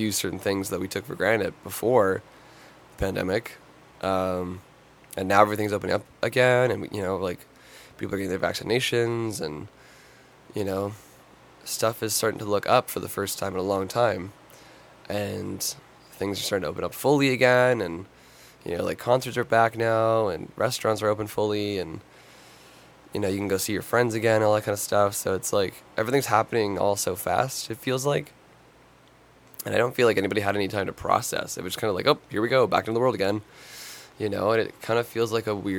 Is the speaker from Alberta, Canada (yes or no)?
no; Toronto, Ontario, Canada; I'm from Toronto